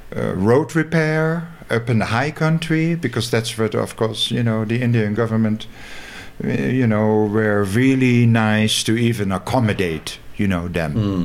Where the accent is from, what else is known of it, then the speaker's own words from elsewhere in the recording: South Holland, Netherlands; English is a second language; moved away as an adult; I am originally from the Lowlands, from Netherlands. And I left when I was 18 from South Holland.